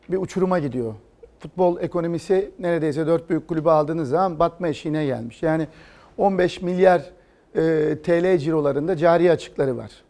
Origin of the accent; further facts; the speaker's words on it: Istanbul, Turkey; Ee, İstanbul'da doğdum, İstanbul'da büyüdüm.